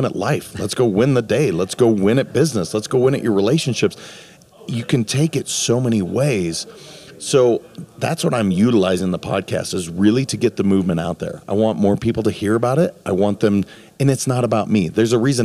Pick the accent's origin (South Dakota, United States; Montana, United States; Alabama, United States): Montana, United States; now in Florida, United States; I'm from Montana originally, so this is like my backyard that I grew up with.